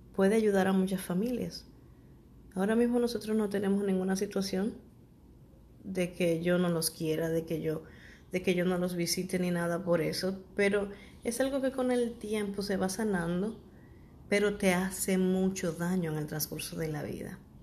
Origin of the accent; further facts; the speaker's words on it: Santo Domingo, Dominican Republic; Sabana Perdida es un, barrio de aquí de, República Dominicana, Santo Domingo.